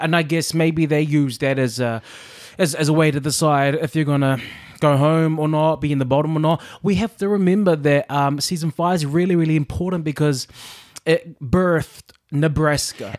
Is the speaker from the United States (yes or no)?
no; New Zealand; now in United Kingdom; I'm a Kiwi in, um, the U K